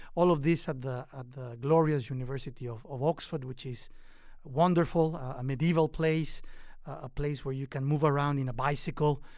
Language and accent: English; Mexico; moved away as an adult; also born or lived in England / Washington, D.C., United States; now in United States; I am Mexican American